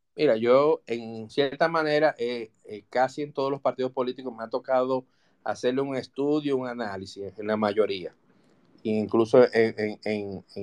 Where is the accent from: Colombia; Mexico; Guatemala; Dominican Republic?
Dominican Republic; nosotros somos ciudadanos, somos dominicanos